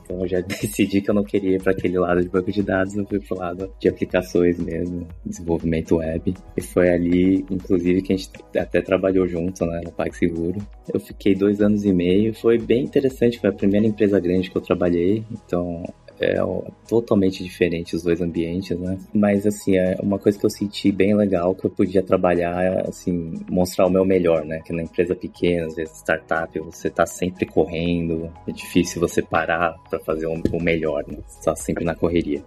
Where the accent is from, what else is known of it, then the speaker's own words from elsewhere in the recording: São Paulo, Brazil; moved away as an adult; also born or lived in São Carlos; now in Bay Area, United States; Eu sou de São Paulo